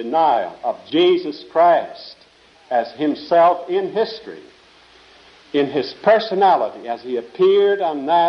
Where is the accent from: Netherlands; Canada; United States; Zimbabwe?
Netherlands; moved away; I was born in Holland, wore wooden shoes there.